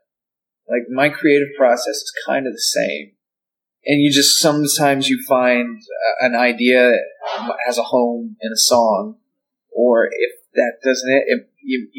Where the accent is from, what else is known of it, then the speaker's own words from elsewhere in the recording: Arkansas, United States; also born or lived in Nashville, Tennessee / Sweden / Athens, Georgia; now in Atlanta, United States; I grew up in Arkansas.